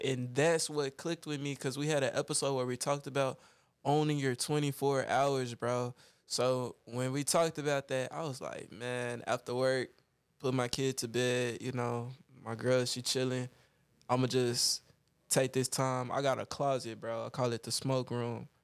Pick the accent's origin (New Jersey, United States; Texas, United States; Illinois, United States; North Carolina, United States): Texas, United States; Dallas; we grew up in Oak Cliff